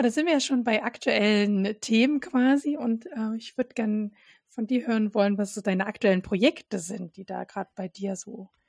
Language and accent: German; Saxony, Germany; Ich bin ja, komme ja ursprünglich aus Sachsen